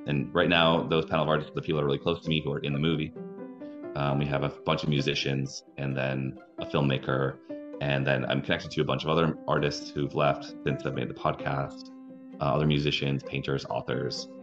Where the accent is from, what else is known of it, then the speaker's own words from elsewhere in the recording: Wisconsin, United States; moved away as an adult; also born or lived in Minneapolis, Minnesota; I was a musician from Wisconsin